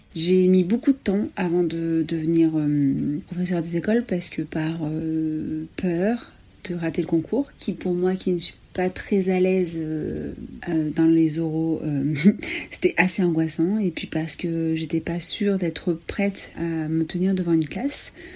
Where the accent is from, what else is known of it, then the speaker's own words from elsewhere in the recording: Ardèche, Auvergne-Rhône-Alpes, France; j'ai 35 ans, je viens d'Ardèche